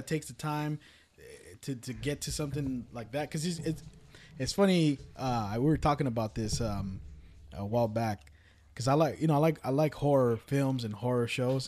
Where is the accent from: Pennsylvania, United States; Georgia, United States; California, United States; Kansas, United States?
California, United States; Richmond; I grew up, born and raised in Richmond